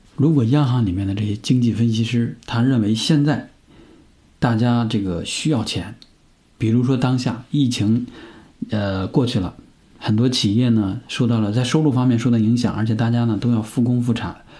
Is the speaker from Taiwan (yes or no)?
no; northern China, China; 我是在北方长大的